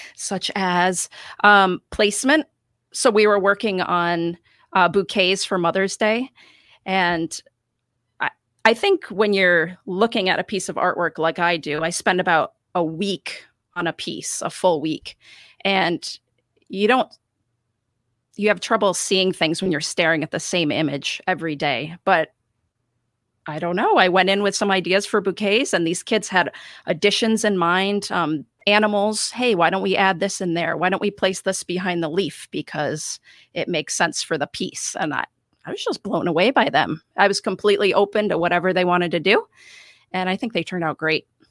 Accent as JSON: {"language": "English", "town": "Rochester", "region": "New York", "country": "United States", "tie": "born or raised there", "also_born_or_lived": "Vermont / Montreal", "said": "I have lived in Rochester for most of my life"}